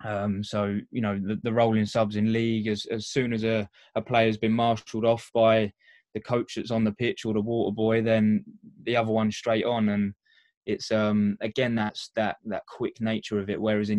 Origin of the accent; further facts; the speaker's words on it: Essex, East of England, United Kingdom; moved away; I'm a union boy, being from Essex originally.